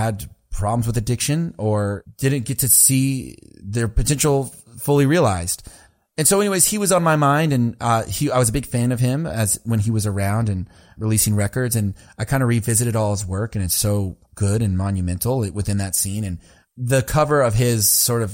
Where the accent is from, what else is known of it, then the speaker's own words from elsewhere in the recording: Lubbock, Texas, United States; I was born in Lubbock